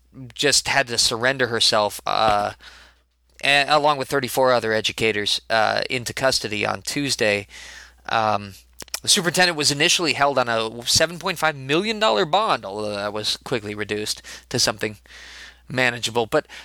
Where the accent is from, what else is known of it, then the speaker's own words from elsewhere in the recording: Chicago, Illinois, United States; born there; I was born in Chicago, not raised exactly, but I was born in Chicago, and I still like to think of myself as a Chicagonite.